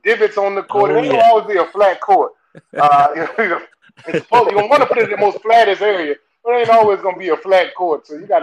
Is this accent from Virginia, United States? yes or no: yes; Tappahannock, Virginia, United States; I'm so country. I'm real country with it. So it's not just the Southern. I'm from Tappahannock, Virginia.